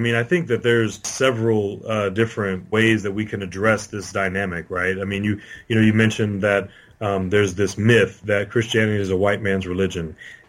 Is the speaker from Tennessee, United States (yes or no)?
no; St. Louis, Missouri, United States; I'm born and raised in this city in St. Louis, and I'm a biracial person. My father is black and my mother is white. My father is African American, and my mother is predominantly of German descent, and they're also from St. Louis.